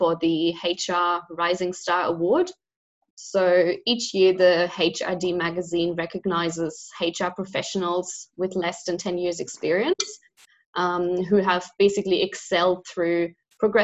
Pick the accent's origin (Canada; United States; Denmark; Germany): Germany; now in Australia; I'm originally from Germany, but I've lived, studied and worked in a lot of different countries before I've ended up in Australia